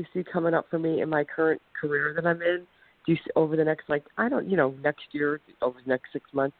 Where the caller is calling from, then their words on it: Ohio, United States; I'm calling from Ohio.